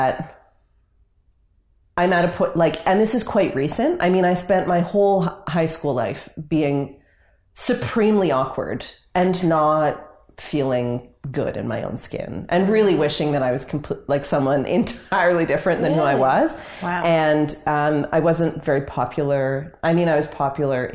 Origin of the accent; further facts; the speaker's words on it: Canada; I love being Canadian, and I'm very proud to be Canadian